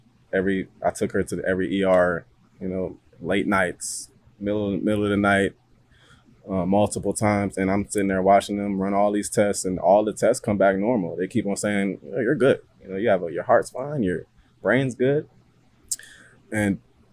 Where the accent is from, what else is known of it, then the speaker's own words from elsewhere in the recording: Cleveland, Ohio, United States; moved away as an adult; now in Virginia, United States; Originally, I'm from Cleveland, Ohio. I moved to Virginia after I graduated.